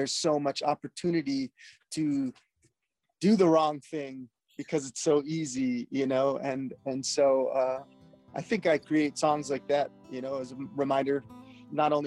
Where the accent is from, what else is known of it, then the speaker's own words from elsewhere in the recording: Hawaii, United States; I'm born and raised in Hawaii